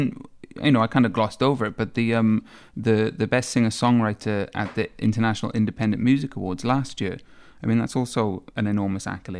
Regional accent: Swansea, Wales, United Kingdom; I'm from Swansea

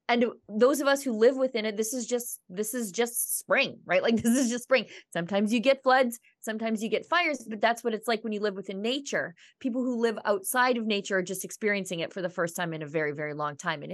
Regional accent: Northern Alberta, Canada; being from Alberta and Northern Alberta, and then this year so close to where the fires were

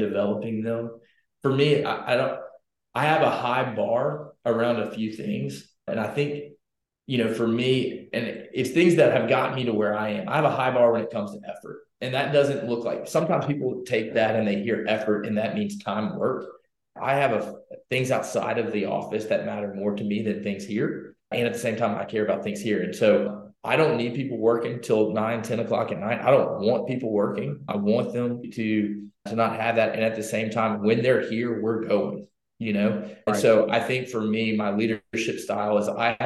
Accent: Louisiana, United States; moved away as an adult; now in Texas, United States; I'm from Louisiana

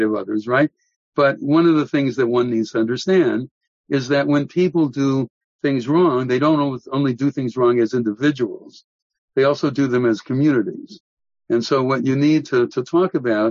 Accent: Milwaukee, Wisconsin, United States; I grew up in Milwaukee

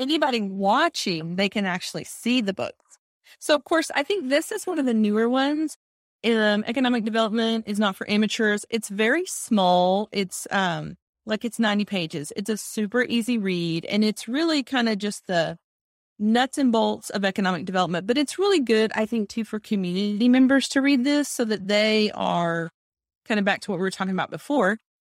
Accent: Texas, United States; accent: Texas; I'm in Texas, if you can't tell by my accent

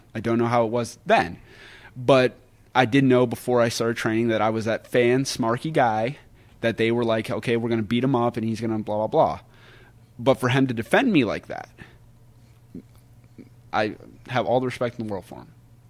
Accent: West Virginia, United States; I'm from West Virginia. I love being from West Virginia.

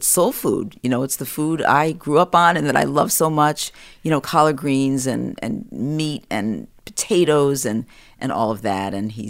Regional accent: Washington, District of Columbia, United States; my parents were living in Washington at the time. I was born in Washington, D.C.

